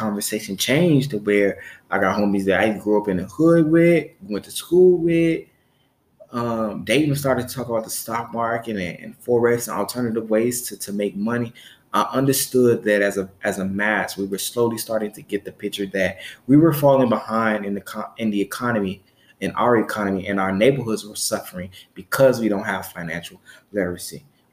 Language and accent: English; Chicago, Illinois, United States; because where I'm from, because I'm from Chicago, Illinois, there wasn't a lot of talk about alternative ways to make money. There wasn't a lot of talk in my household